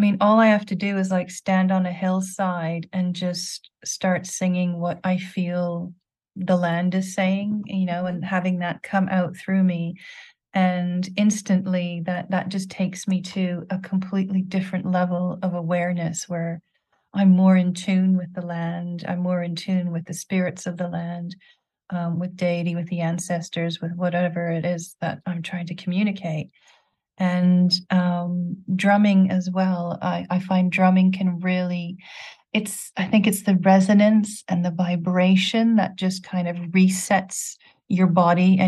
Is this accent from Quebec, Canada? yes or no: yes; Quebec, Canada; now in England, United Kingdom; Where I grew up in Quebec, we had the frogs singing in the valley behind our house